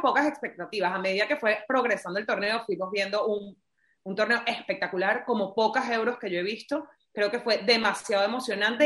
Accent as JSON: {"language": "Spanish", "country": "Venezuela", "said": "yo soy venezolana"}